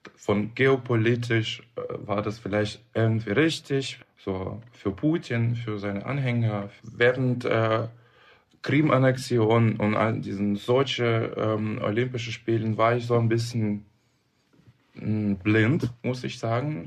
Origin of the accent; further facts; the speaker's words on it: Moscow, Russia; also born or lived in Dresden; now in Berlin, Germany; ich komme aus Moskau, ich bin auch da geboren